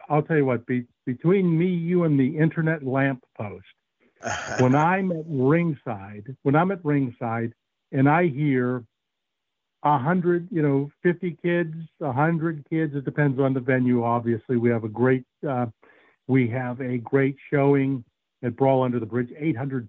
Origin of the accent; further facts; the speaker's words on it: Johnstown, Pennsylvania, United States; I grew up in the Johnstown area